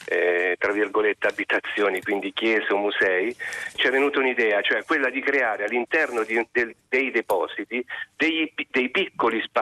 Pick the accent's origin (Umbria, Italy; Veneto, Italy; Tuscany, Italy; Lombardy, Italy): Umbria, Italy; Perugia; moved away; io sono, fra l'altro sono perugino.